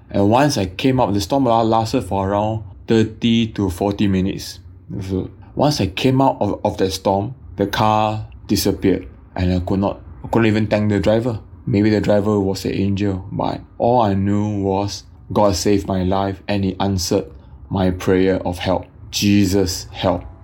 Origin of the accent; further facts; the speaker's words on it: Singapore; also born or lived in Brisbane, Australia; I'm a Singaporean. Back then was studying in Brisbane